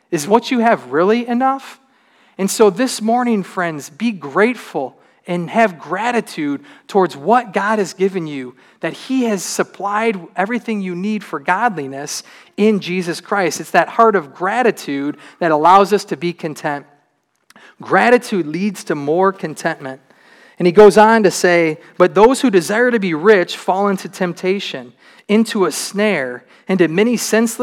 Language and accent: English; Troy, Michigan, United States; I grew up in Troy in a pretty good neighborhood.